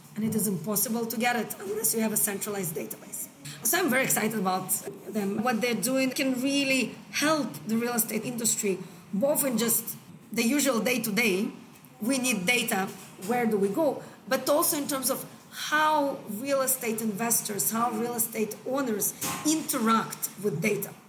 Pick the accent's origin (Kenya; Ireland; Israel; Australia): Israel; moved away as an adult; also born or lived in United States; now in Hong Kong; So I'm from Israel originally. I've been living in Hong Kong now for 13 years.